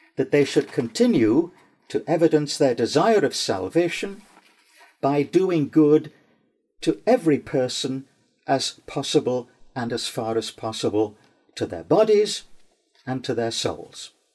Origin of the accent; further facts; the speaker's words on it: Newcastle upon Tyne, North East England, United Kingdom; my hometown of Newcastle upon Tyne